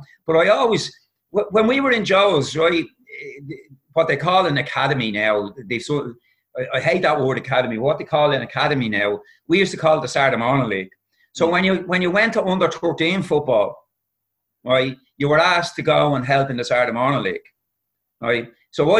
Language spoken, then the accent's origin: English; Rory O'Connor Park, County Dublin, Ireland; I'm from Roy O'Connor Park.